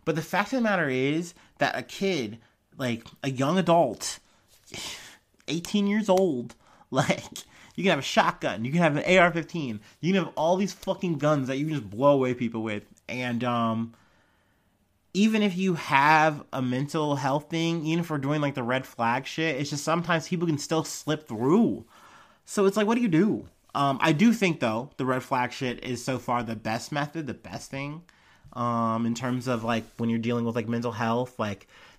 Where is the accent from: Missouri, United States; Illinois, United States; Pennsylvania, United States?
Missouri, United States; St. Louis; born there; I was born in St. Louis, Missouri.